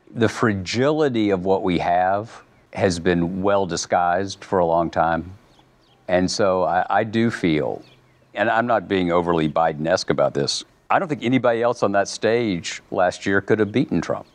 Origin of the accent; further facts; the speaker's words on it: the American South, United States; I'm a boringly heterosexual white Southern male Episcopalian